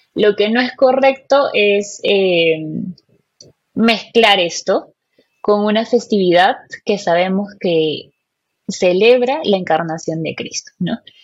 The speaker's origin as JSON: {"language": "Spanish", "country": "Peru", "said": "soy peruana, tengo 26 años"}